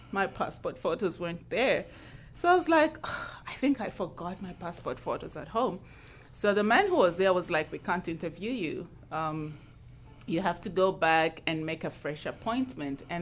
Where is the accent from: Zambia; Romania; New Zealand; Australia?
Zambia; now in United States; I'm from Zambia in Africa.